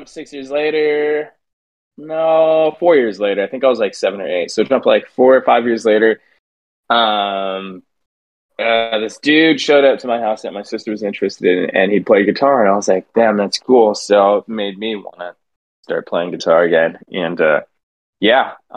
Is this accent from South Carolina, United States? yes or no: no; San Diego, California, United States; Called Mira Mesa. It's right outside of Miramar, which is called Fighter Town